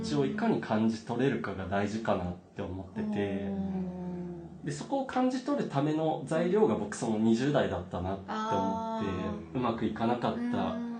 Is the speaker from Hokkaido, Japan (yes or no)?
no; Nagano, Japan; moved away as an adult; now in Tokyo, Japan; 長野県っていう田舎で生まれ育って